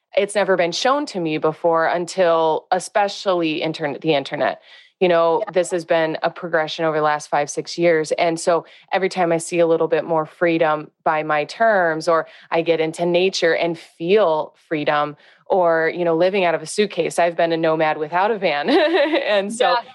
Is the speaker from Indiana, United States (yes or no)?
yes; Northwest Indiana, United States; I'm from Northwest Indiana